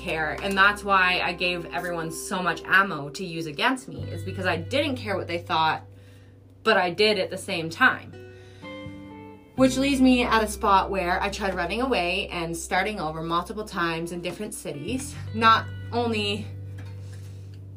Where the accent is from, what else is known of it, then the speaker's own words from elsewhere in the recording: Moose Jaw, Saskatchewan, Canada; I was born in Moose Jaw, but I was only raised here since I was about 5 or 6 years old